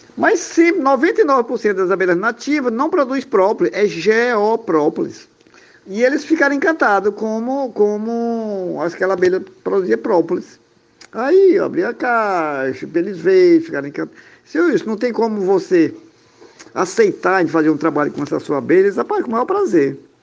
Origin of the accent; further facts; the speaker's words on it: Barra do Corda, Maranhão, Brazil; Sou aqui do Maranhão, da cidade do Barra do Corda, Brasil.